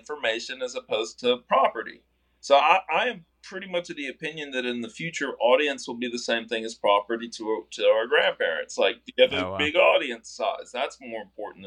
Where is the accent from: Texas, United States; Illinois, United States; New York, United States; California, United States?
Texas, United States; South; I'm from South Texas, which is, you know, it's an optimistic place